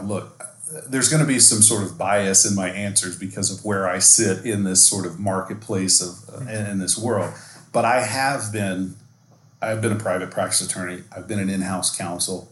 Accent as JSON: {"language": "English", "region": "Texas", "country": "United States", "tie": "born or raised there", "said": "been born and raised in Texas"}